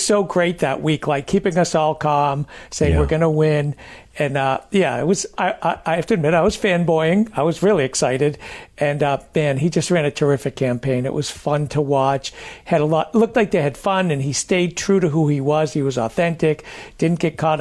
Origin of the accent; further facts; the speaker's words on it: Maine, United States; I'm from Maine